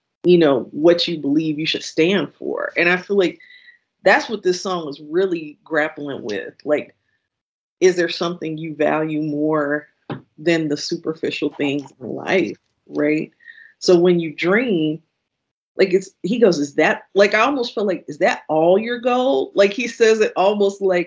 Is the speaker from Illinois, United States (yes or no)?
yes; Kankakee, Illinois, United States; I grew up in Kankakee, Illinois, and I grew up above my grandparents' tavern